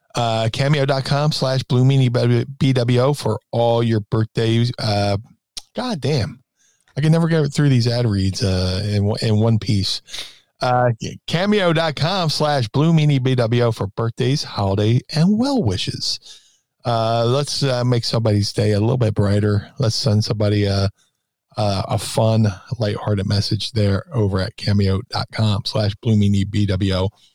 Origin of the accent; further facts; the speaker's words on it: Philadelphia, Pennsylvania, United States; being a Philadelphian and being a sports junkie